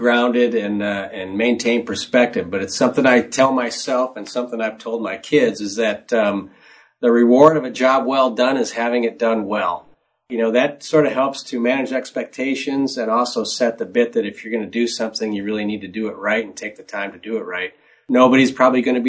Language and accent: English; Detroit, Michigan, United States; I grew up in the Motor City